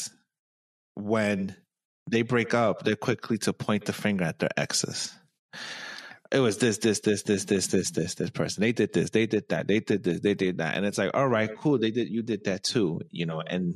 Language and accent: English; New York, United States; I'm a New Yorker